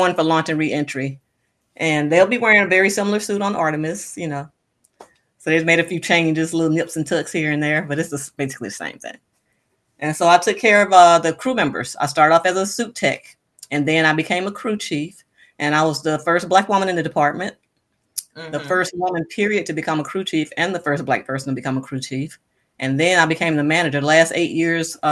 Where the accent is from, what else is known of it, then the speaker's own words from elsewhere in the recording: Moss Point, Mississippi, United States; moved away as an adult; I'm from Moss Point, Mississippi